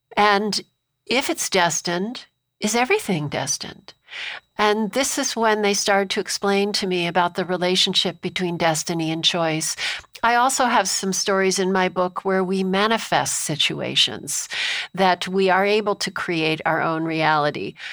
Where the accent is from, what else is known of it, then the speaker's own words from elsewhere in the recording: Amherst, Massachusetts, United States; I grew up in Amherst, Massachusetts, where Emily Dickinson was from